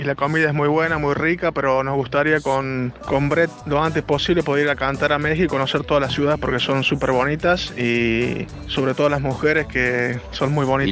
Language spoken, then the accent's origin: Spanish; Córdoba, Argentina; first language Spanish; also born or lived in Spain; now in Italy; chico que cantaba en Argentina, en Córdoba y ahora hemos, estamos aquí en Italia.